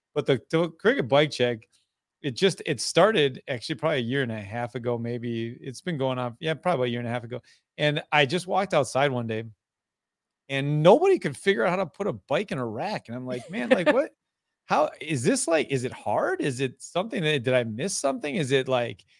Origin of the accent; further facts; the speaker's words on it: Fall Creek, Wisconsin, United States; I am from Fall Creek, Wisconsin, Northwest Wisconsin, hour and a half east of Minneapolis, St. Paul on the good side